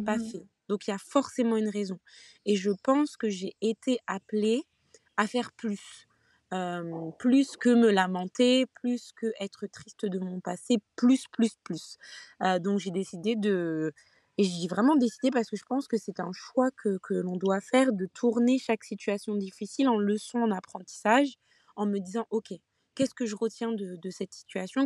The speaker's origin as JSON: {"language": "French", "country": "Guadeloupe", "said": "je suis Guadeloupéenne"}